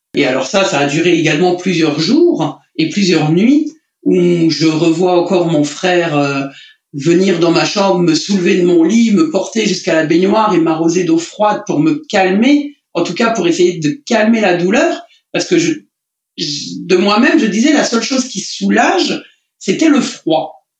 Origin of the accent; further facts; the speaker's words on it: Lorraine, Grand Est, France; moved away; en Lorraine, là-bas, dans, dans ma région natale.